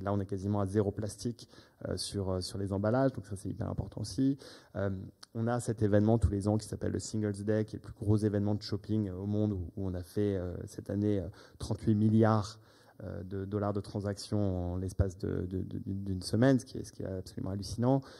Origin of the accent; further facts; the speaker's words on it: United States; moved away; J'ai grandi aux États-Unis